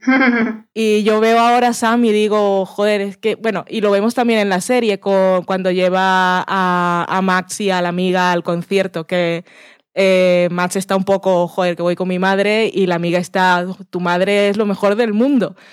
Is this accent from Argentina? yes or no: no; Barranquilla, Atlántico, Colombia; now in Spain; yo que soy de Barranquilla